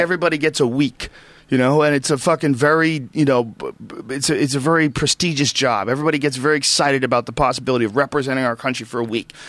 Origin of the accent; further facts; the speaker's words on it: United States; as an American